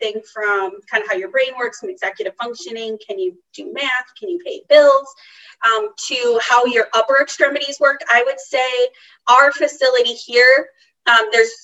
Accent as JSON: {"language": "English", "region": "Massachusetts", "country": "United States", "tie": "born or raised there"}